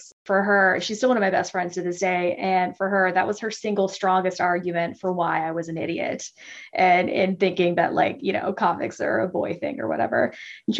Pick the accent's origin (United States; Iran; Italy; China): United States; Mississippi; I grew up in Mississippi